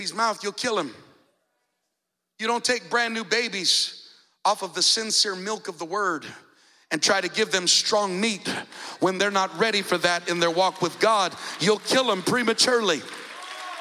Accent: Colorado, United States; now in Fort Myers, United States; I grew up in Colorado in the mountains

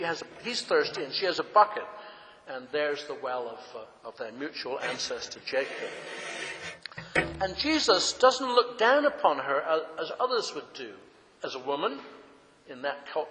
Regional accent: England, United Kingdom; moved away; When I grew up in England, in Britain

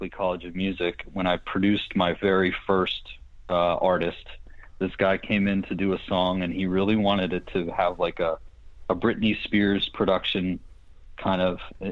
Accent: Pittsburgh, Pennsylvania, United States; moved away as an adult; also born or lived in Boston; now in Los Angeles, United States; when I grew up in Pittsburgh

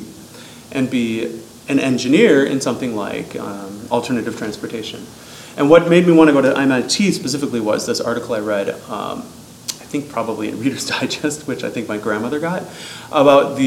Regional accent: Waukesha, Wisconsin, United States; I'm from Waukesha, Wisconsin.

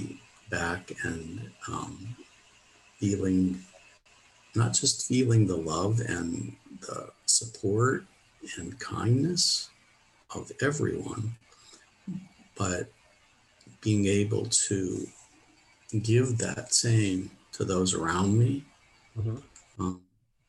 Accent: Pittsburgh, Pennsylvania, United States; I moved to Pittsburgh, my hometown

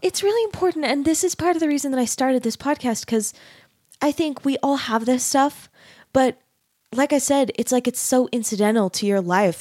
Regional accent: Arizona, United States; I grew up in Arizona

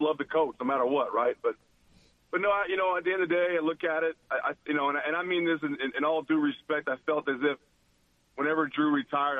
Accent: Washington, United States; moved away as an adult; also born or lived in San Jose, California / Arizona / New Orleans; I was born in San Jose, California. I was raised up in Washington State.

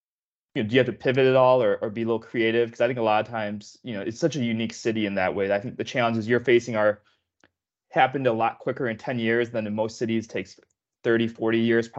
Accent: Chicago, Illinois, United States; now in Los Angeles, United States; being a Midwesterner at heart, I live in LA now, but I'm born and raised Chicago.

